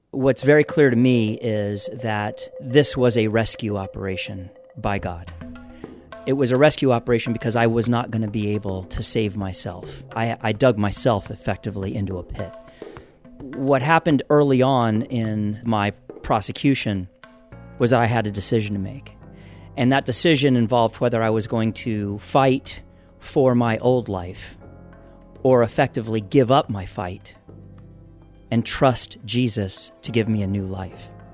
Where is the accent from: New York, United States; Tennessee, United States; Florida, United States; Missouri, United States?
Florida, United States; I grew up in Florida